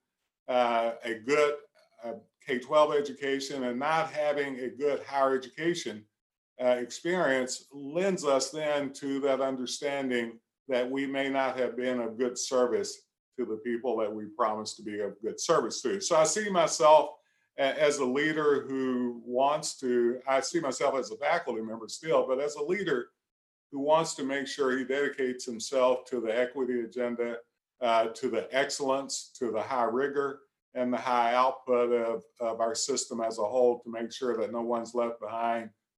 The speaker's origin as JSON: {"language": "English", "region": "Central Appalachia", "country": "United States", "said": "I'm just old country boy, is what I tell folk. I'm from Central Appalachia."}